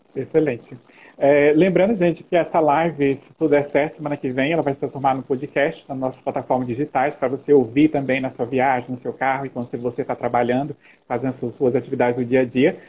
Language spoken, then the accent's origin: Portuguese; Brazil; Nós somos aqui do Brasil